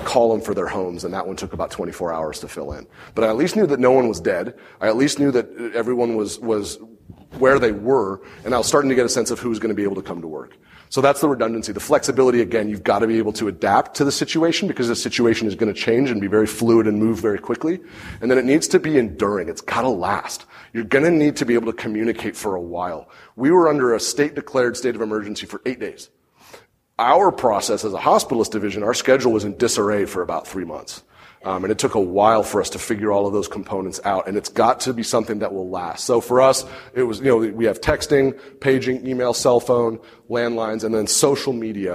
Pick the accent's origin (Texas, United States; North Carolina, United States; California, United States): California, United States; Santa Rosa; It's where I grew up.